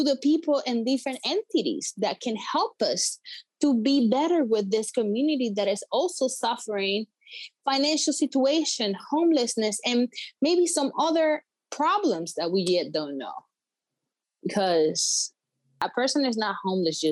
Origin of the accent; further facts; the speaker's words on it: Puerto Rico; moved away as an adult; now in Connecticut, United States; I'm from Puerto Rico. I'm 24 years old. I came to Connecticut 4 years ago.